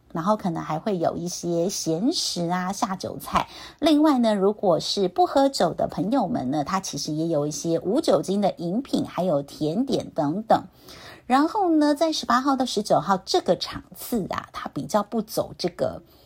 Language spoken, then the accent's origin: Chinese; Taoyuan, Taiwan; 我是桃园人嘛